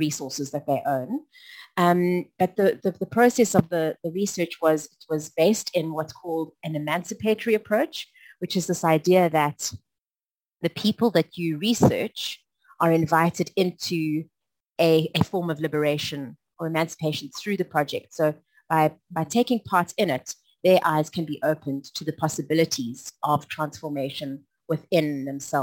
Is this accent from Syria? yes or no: no; South Africa; I've had a long journey as a South African